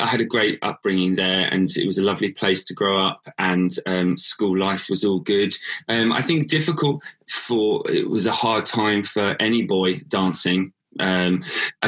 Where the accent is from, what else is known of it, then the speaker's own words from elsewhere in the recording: Whitstable, South East England, United Kingdom; I was born in Whitstable, that's where I'm from originally, and grew up there all my life